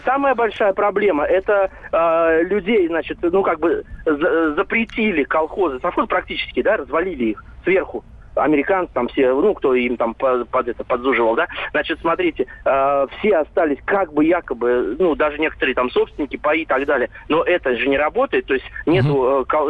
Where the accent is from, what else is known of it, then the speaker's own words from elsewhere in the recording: Tver Oblast, Russia; я из Тверской области